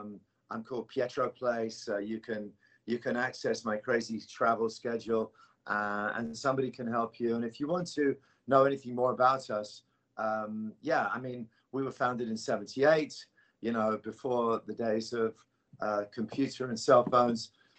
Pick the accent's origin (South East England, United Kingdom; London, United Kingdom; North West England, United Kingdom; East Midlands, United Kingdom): London, United Kingdom; Although I'm from London.